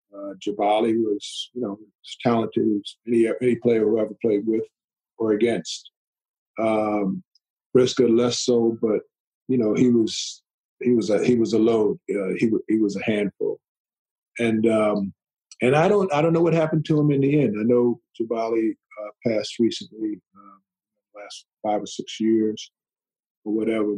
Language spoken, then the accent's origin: English; Long Island, New York, United States; I grew up in Long Island